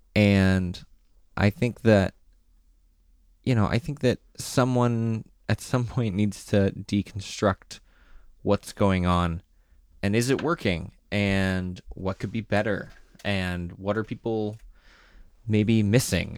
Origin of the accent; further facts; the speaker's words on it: South Carolina, United States; also born or lived in Boston area; now in Boston, United States; I'm from South Carolina. I did theater there before I moved up, uh, up to this area